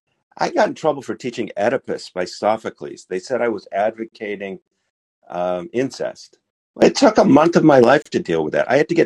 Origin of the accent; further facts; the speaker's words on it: United States; now in Israel; As an American